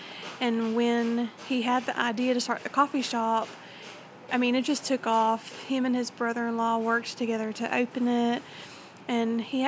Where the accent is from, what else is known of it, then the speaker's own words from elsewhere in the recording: Sylvester, Georgia, United States; now in Tifton, United States; I grew up in Sylvester, Georgia. It's this very, very, very tiny town. I went to high school there, grew up there. I didn't move to Tifton until my husband and I got married in 2017.